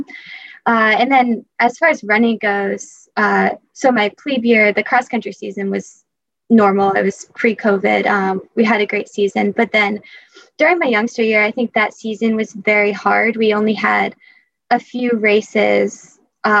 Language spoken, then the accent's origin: English; Portsmouth, Rhode Island, United States; I'm from Portsmouth, Rhode Island